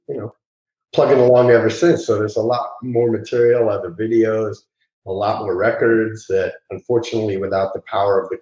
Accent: New York, United States; moved away; also born or lived in Los Angeles; I'm originally from New York.

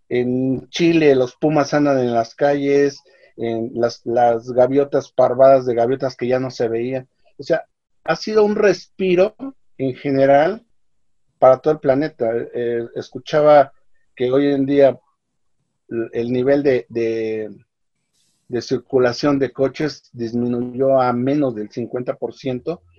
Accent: Mexico; saldremos adelante como país, como mexicanos y como hermanos

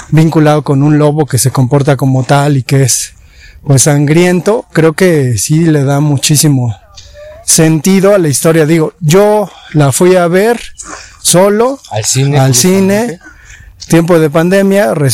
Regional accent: Mexico; como mexicanos nos acercamos al mundo indígena

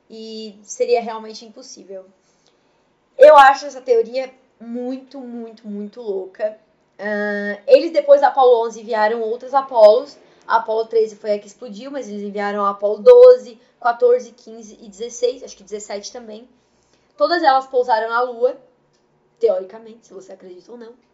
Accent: Brazil; É que eu sou brasileira e precisa tocar as coisas, então.

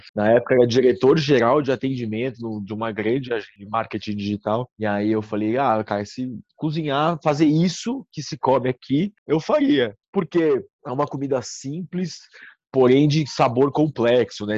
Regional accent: Santos, São Paulo, Brazil; moved away; also born or lived in London; eu sou de Santos, aí vim morar em São Paulo

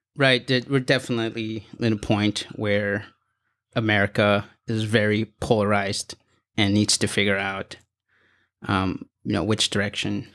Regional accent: Los Angeles, California, United States; I'm from Los Angeles in San Fernando Valley

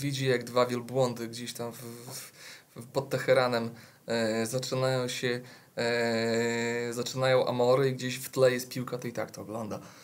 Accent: Podlaskie Voivodeship, Poland; u nas w Podlasiu

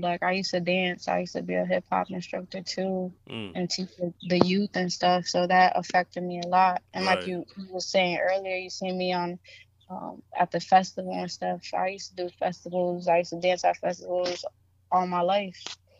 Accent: Springfield, Massachusetts, United States; Yeah, I'm from the 413.

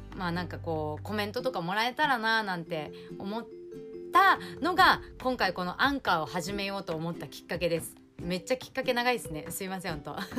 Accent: Okinawa, Japan; 沖縄生まれ、沖縄育ち

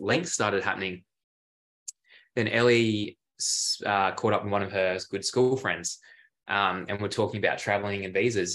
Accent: Adelaide, South Australia, Australia; moved away as an adult; also born or lived in Geelong, Victoria; we ended up moving from Adelaide, my hometown

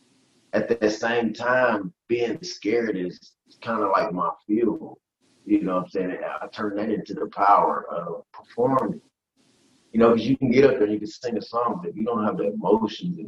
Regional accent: Detroit, Michigan, United States; also born or lived in West Virginia; My mom moved me from West Virginia to Detroit.

